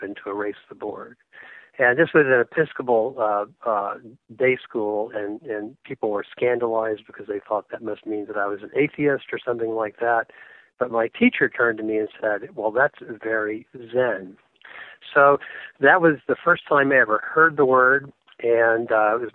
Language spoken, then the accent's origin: English; Atlanta, Georgia, United States; moved away; also born or lived in Manhattan, New York; growing up in Atlanta in the 1970s